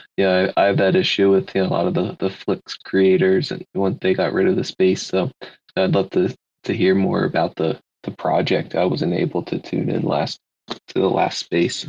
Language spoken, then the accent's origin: English; Philadelphia, Pennsylvania, United States; I'm from Philly